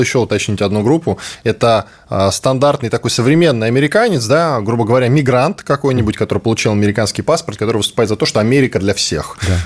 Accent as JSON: {"language": "Russian", "country": "Russia", "said": "я из России"}